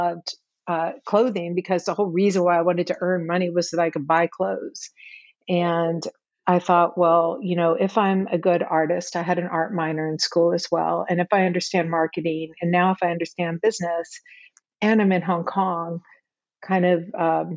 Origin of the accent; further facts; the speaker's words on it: St. Simons Island, Georgia, United States; I grew up on a small island off the coast of Georgia called St. Simon's Island